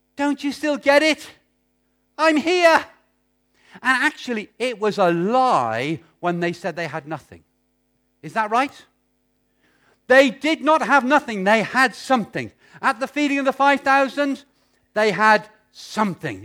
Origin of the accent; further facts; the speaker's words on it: United Kingdom; being British